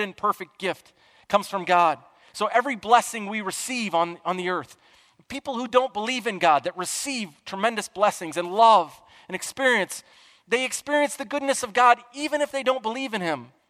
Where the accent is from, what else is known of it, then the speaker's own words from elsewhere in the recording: Chicago, Illinois, United States; I'm from Chicagoland